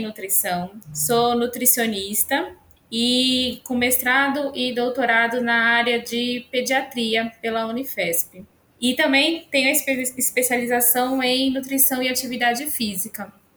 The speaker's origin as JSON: {"language": "Portuguese", "region": "São Paulo", "country": "Brazil", "moved": "as an adult", "lives_now": "Santa Cruz, Brazil", "said": "eu sou uma paulistana com alma nordestina. Então, eu estou há 10 anos, sou de São Paulo, capital."}